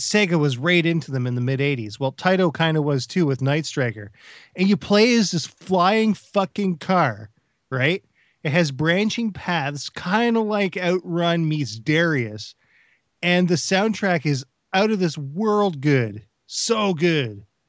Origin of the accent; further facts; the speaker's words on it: Canada